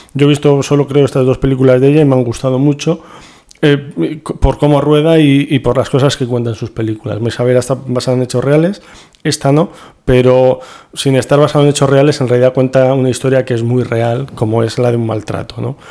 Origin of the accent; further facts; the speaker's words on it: Toledo, Castilla-La Mancha, Spain; Como toledano